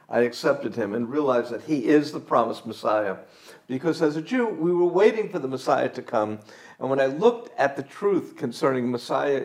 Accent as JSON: {"language": "English", "town": "New York City", "region": "New York", "country": "United States", "tie": "born or raised there", "moved": "yes", "lives_now": "Nahariya, Israel", "said": "I grew up in New York City in a traditional Jewish home"}